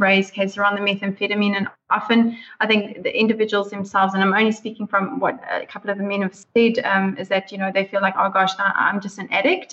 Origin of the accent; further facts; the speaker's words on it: South Africa; moved away as an adult; now in New Zealand; I'm originally from South Africa